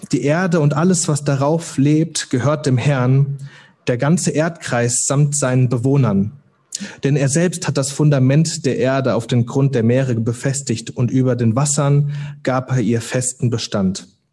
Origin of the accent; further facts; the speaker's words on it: Hüttenberg, Hesse, Germany; moved away as an adult; also born or lived in Cologne; Ich komme heute Morgen aus Hüttenberg, das ist, liegt in Mittelhessen. Ähm, da bin ich geboren, aufgewachsen